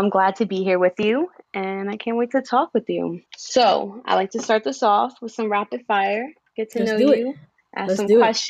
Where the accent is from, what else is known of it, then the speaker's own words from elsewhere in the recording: New York City, New York, United States; also born or lived in Loganville, Georgia; I was born and raised in Brooklyn, New York, but also did a little bit of growing up in Georgia.